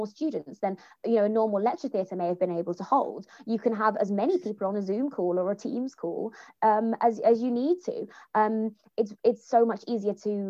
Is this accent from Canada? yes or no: no; Jamaica; as a Jamaican woman